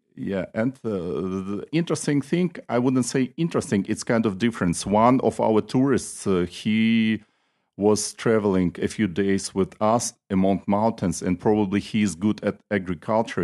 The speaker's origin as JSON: {"language": "English", "town": "Nalchik", "region": "Kabardino-Balkaria", "country": "Russia", "said": "I am from the city of Nalchik, which is the capital of the Republic Kabardina Balkar. It's on the south of Russia."}